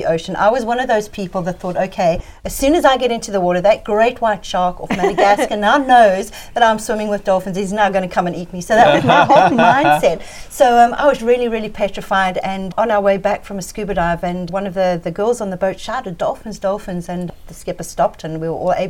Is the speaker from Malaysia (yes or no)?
no; Johannesburg, Gauteng, South Africa; moved away as an adult; now in Ponta do Ouro, Mozambique; I was actually born in Johannesburg, so I spent most of my life growing up there, and I moved up here permanently in 1999 when I was around about 28 years old.